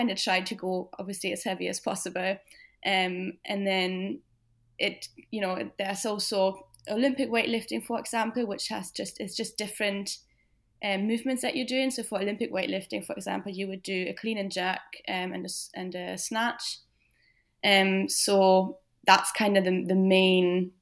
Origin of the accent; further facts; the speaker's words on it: Germany; moved away as an adult; now in Scotland, United Kingdom; I'm 28 and I'm originally from Germany, but I've lived in Scotland for about 5 years now.